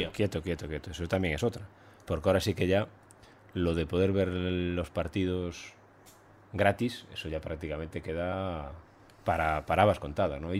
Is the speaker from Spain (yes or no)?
yes; Ourense, Galicia, Spain; Pero yo soy de Orense no soy de Vigo ni de La Coruña.